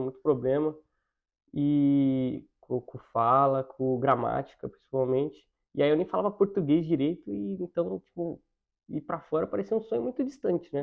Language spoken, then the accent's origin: Portuguese; Campinas, São Paulo, Brazil; moved away as an adult; Eu nasci na capital, mas eu morei minha vida inteira em Campinas